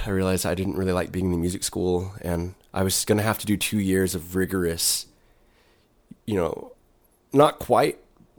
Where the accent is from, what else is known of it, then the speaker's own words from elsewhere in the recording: Plainview, Texas, United States; there's a fondness that I have of growing up in Plainview, sure. but I couldn't live there again.